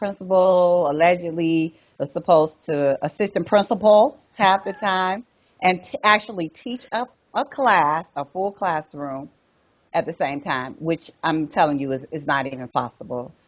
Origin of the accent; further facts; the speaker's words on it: Chicago, Illinois, United States; now in North Carolina, United States; I'm from Chicago, yes. Proud. I have not even written on my bio that I am living in North Carolina because I'm Chi-Town